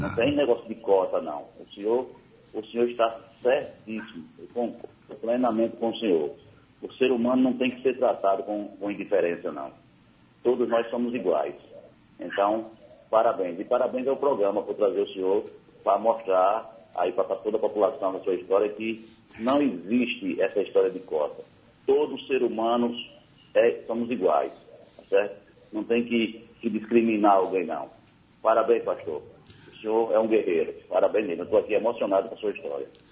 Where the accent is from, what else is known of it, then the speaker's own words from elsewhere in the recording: Porto da Folha, Sergipe, Brazil; Eu sou de Porto da Folha, do Sertão, com muito orgulho